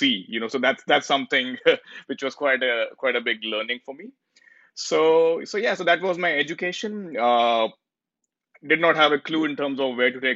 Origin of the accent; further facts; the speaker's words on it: New Delhi, Delhi, India; moved away as an adult; now in Toronto, Canada; I was born and brought up in India, in a place called New Delhi, the capital of India.